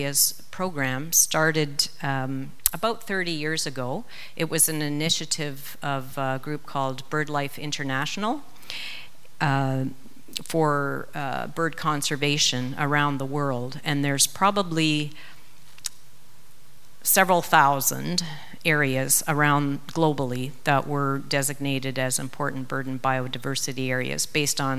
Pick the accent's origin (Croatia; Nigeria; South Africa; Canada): Canada; Comox, British Columbia; I'm actually from Comox on Vancouver Island, the Comox Valley.